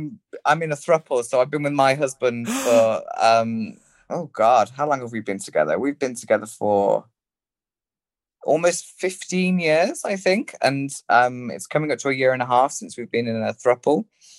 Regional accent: West Midlands, United Kingdom; accent: Birmingham country farmer hybrid; I mean, my accent is it's like a Birmingham country farmer hybrid, but everyone thinks I'm from Liverpool.

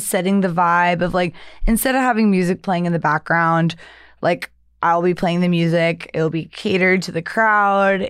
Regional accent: the South, United States; moved away; I'm from the South

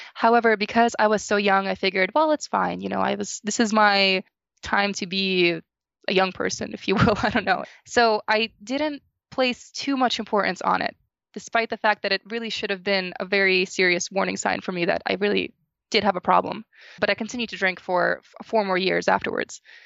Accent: New Jersey, United States; So I'm from New Jersey

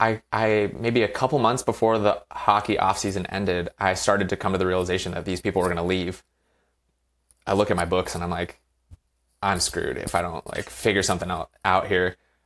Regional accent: Virginia, United States; now in California, United States; I played growing up in Virginia on the East Coast. And when I was done playing, I moved out here to California

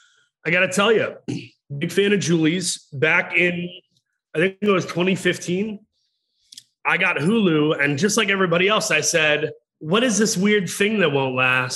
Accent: Michigan, United States; in my home state of Michigan.

